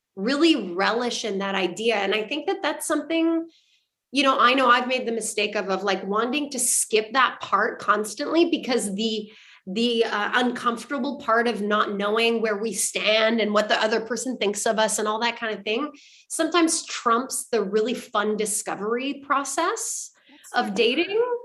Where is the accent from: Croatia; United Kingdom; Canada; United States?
Canada; I'm French Canadian